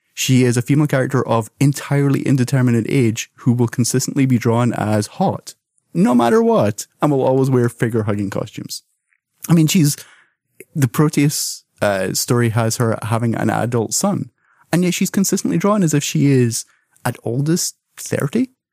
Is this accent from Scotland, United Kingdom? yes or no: yes; Scotland, United Kingdom; as someone who was born and raised in Scotland